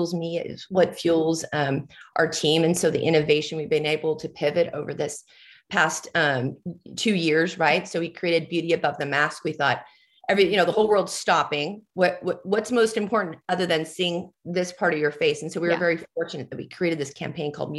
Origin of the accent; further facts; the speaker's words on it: Southern California, United States; I grew up in Southern California.